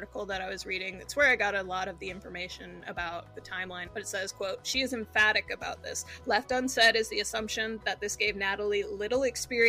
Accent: Maryland, United States; I grew up in Maryland

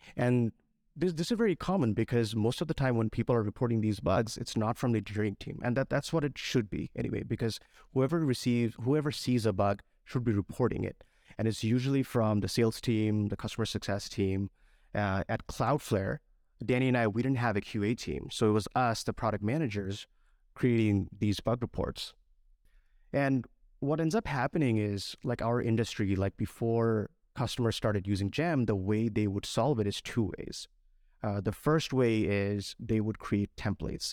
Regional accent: Bangladesh; moved away as an adult; I was, uh, born and raised in Bangladesh, and a few years ago, I came here to study computer science.

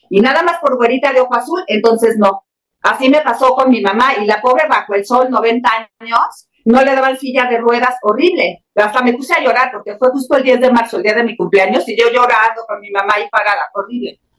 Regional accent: Mexico; y pues yo bien sociable, sí, soy mexicana

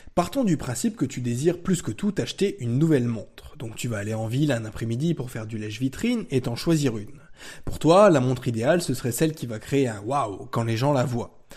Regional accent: France; chez nous en France

